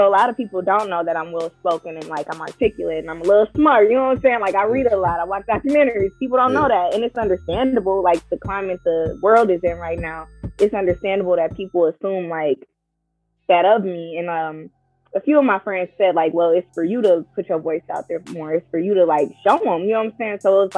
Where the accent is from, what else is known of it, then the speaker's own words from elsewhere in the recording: Milwaukee, Wisconsin, United States; Yeah, so I grew up on Congress Street, born and raised in Milwaukee, Wisconsin, Northside.